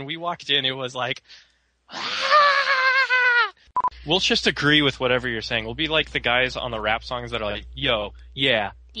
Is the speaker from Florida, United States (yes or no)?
no; San Marcos, Texas, United States; San Marcos, Texas, my hometown.